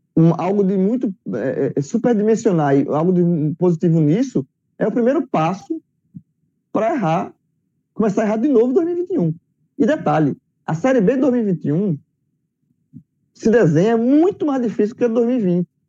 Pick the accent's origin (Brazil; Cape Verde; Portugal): Brazil; Pernambuco; eu sou daqui de Pernambuco